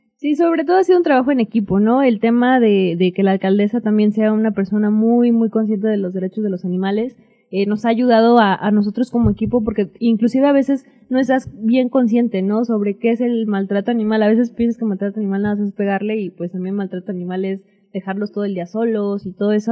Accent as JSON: {"language": "Spanish", "region": "Oaxaca", "country": "Mexico", "tie": "born or raised there", "also_born_or_lived": "United States", "said": "Yo nací en Estados Unidos, pero pues, fue nada más nací y me regresé por acá. de nacimiento en Estados Unidos, pero de sangre Oaxaqueñísima"}